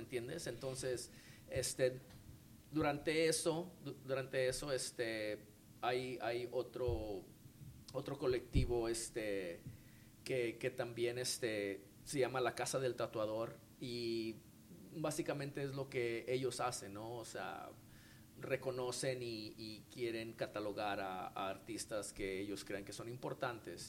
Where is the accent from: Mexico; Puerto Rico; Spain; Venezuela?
Mexico; nosotros como como mexicanos, como artistas